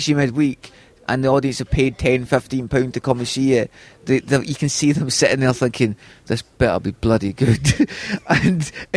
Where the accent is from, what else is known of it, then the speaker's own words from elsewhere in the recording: Scotland, United Kingdom; as a Scottish act